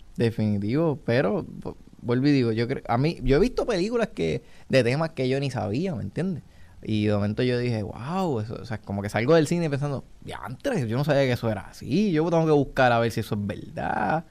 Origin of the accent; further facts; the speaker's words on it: Puerto Rico; aquí como país